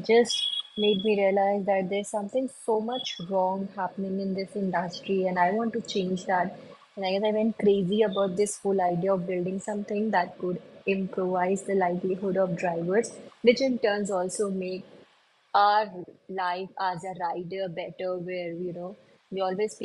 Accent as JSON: {"language": "English", "country": "India", "also_born_or_lived": "Dubai", "said": "where I come from India, a very small town in India."}